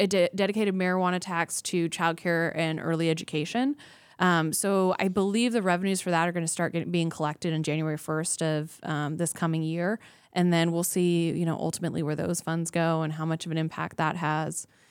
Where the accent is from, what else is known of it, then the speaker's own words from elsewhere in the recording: Anchorage, Alaska, United States; I was born and raised here in Anchorage